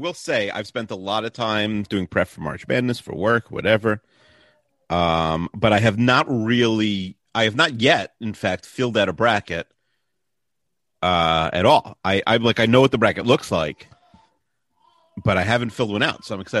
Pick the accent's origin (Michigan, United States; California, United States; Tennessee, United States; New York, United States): New York, United States; Woodmere; Which is your hometown? Woodmere.